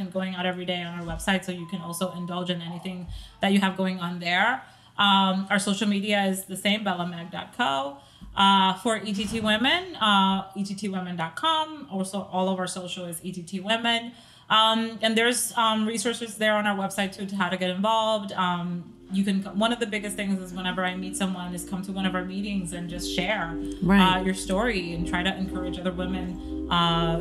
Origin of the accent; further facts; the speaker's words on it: Dominican Republic; also born or lived in Staten Island, New York; now in New Jersey, United States; growing up in the Caribbean